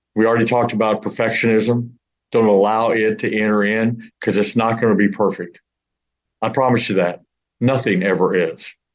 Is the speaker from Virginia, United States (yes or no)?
no; St. Louis, Missouri, United States; now in Houston, United States; I'm from the St. Louis area